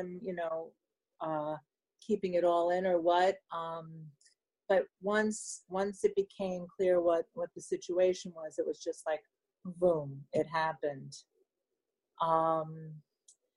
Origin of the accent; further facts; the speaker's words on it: New York City, New York, United States; moved away as an adult; now in Rutherford, United States; I'm from Manhattan